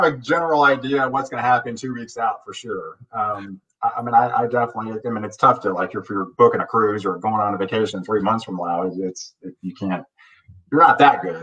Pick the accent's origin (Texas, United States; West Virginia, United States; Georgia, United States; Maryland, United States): Texas, United States; Houston; now in Dallas, United States; I grew up in Houston. I live in Dallas. I've been in Texas all my life.